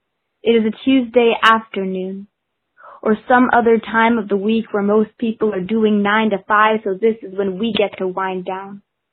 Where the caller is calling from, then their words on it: Vancouver, British Columbia, Canada; I am calling from Vancouver, BC